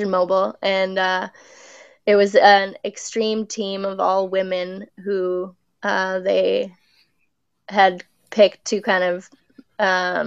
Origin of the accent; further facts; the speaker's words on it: Nova Scotia, Canada; moved away; also born or lived in Whistler / Vancouver; I'm from Nova Scotia